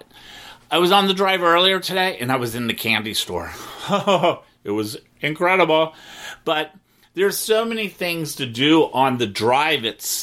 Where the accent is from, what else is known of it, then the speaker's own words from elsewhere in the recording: Cincinnati, Ohio, United States; moved away as an adult; now in Wilton Manors, United States; my hometown, Cincinnati